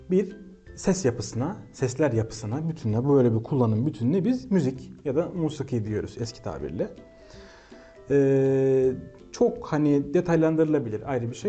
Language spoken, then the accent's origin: Turkish; Kahramanmaraş, Turkey; moved away as an adult; also born or lived in Istanbul / Ankara; now in Tokat, Turkey; E, 1995 İstanbul doğumluyum. Memleketim Kahramanmaraş.